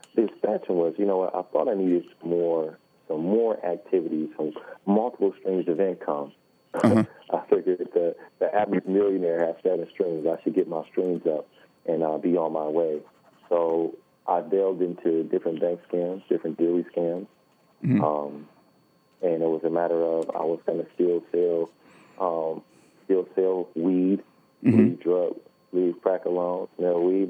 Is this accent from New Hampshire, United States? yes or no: no; Detroit, Michigan, United States; I was born in Detroit, born and raised in Detroit